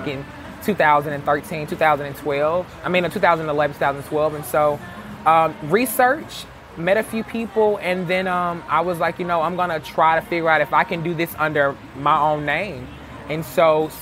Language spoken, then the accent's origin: English; Jackson, Mississippi, United States; I'm born and raised in Jackson